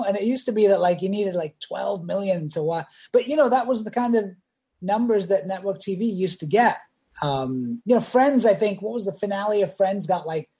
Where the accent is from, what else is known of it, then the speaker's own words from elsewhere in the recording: England, United Kingdom; now in United States; and I grew up in England, so we didn't watch MASH.